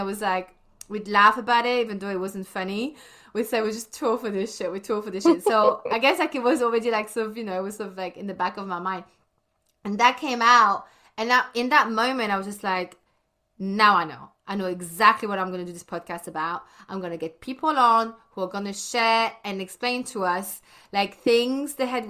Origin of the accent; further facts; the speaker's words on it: Brussels, Brussels-Capital Region, Belgium; moved away as an adult; I was born and bred in Belgium, in Brussels, in the French-speaking side. And I left when I was 18.